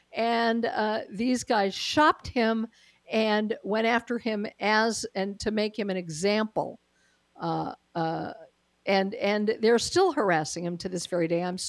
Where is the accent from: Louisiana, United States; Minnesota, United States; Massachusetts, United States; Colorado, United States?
Colorado, United States; moved away; I am originally from Colorado